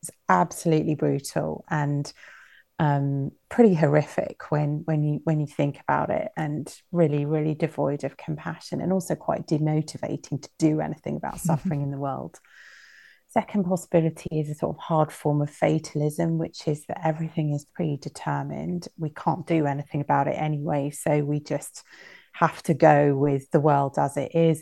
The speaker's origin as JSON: {"language": "English", "country": "United Kingdom", "tie": "born or raised there", "said": "growing up in Britain"}